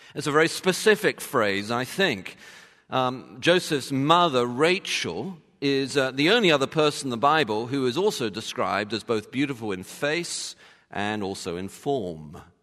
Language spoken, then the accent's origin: English; London, United Kingdom; being from London